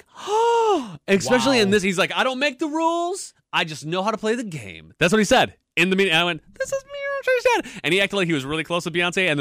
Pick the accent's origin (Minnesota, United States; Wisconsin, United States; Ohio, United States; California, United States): Wisconsin, United States; Eau Claire; I'm from Eau Claire, Wisconsin.